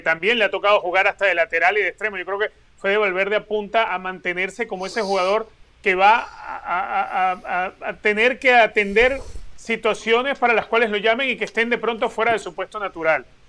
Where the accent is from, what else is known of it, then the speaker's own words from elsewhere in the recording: Venezuela; now in United States; Yo nací en Venezuela y hoy en día soy americano